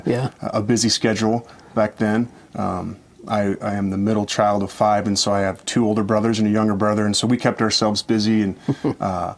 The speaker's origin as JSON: {"language": "English", "town": "Orem", "region": "Utah", "country": "United States", "tie": "born or raised there", "also_born_or_lived": "Central Washington"}